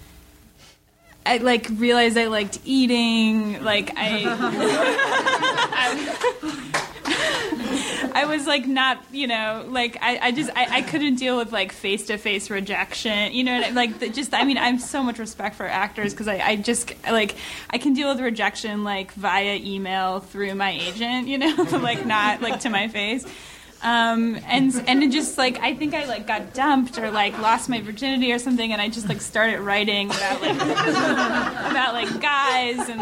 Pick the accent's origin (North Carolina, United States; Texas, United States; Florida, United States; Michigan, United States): Michigan, United States; I'm from Michigan